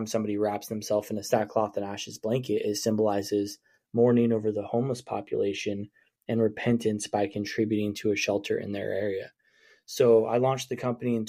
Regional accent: Coos Bay, Oregon, United States; also born or lived in Willamette Valley, Oregon / Salem, Oregon; I come from Coos Bay, Oregon. I grew up in a little town on the Oregon coast

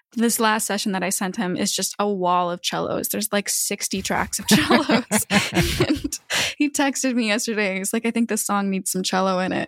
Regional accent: Spokane, Washington, United States; moved away; I mostly grew up in Spokane, Washington

